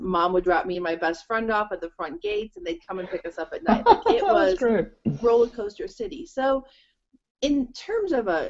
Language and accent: English; near Cedar Point, northern Ohio, United States; I grew up right outside of Cedar Point, and a lot of people don't know what that is, but it's in northern, it's in between Toledo and Cleveland. It's on the lake